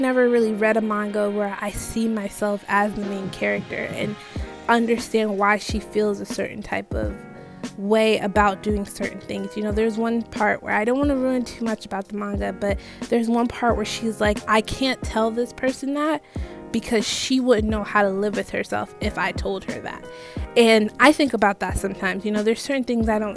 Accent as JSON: {"language": "English", "country": "Jamaica", "said": "I'm not Nigerian, but I am Jamaican"}